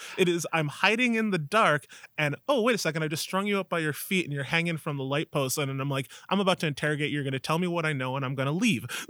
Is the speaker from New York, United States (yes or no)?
yes; Alma, New York, United States; also born or lived in Buffalo, New York; I grew up in Alma, New York, right here